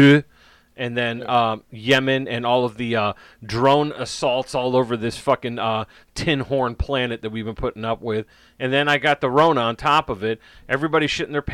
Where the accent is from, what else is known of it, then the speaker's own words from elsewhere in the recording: United States; as an American